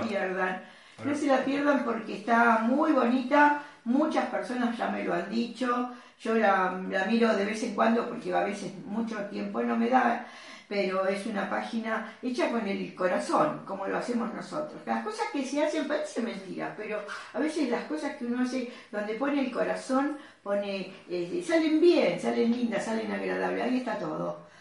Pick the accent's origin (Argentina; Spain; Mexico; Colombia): Argentina; mi padre argentino. Yo nací en Argentina